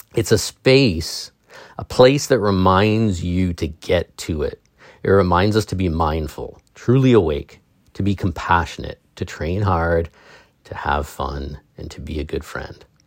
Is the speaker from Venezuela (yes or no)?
no; England, United Kingdom; I'm English